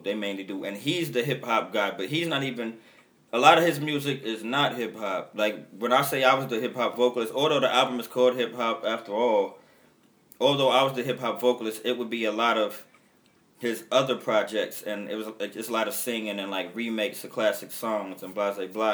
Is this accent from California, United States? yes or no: no; New York City, New York, United States; I'm from when Bed Stuy was the poor neighborhood